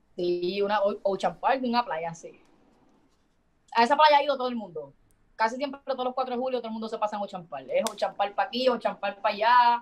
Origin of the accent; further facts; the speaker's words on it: Puerto Rico; nosotros como boricua como tal